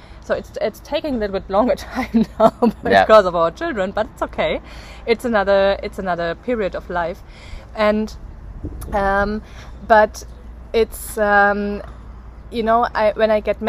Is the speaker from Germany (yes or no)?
yes; Bavaria, Germany; born there; English is a second language; even though I was born in Bavaria, but I not fully grew up there, so the Bavarians don't think I'm Bavarian